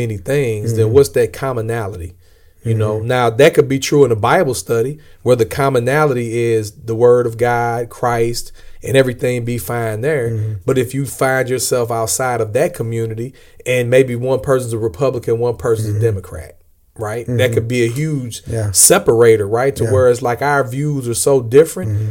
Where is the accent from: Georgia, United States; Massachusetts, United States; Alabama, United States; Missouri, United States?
Missouri, United States; St. Louis; I'm from St. Louis